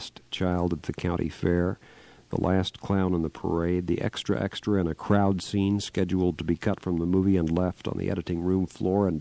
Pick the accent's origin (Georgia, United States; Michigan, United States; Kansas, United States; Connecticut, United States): Kansas, United States; moved away; my home state of Kansas